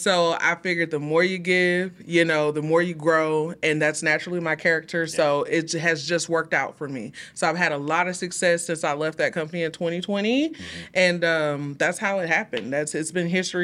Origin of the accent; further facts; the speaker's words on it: Houston, Texas, United States; Well, we're originally from Houston, Texas.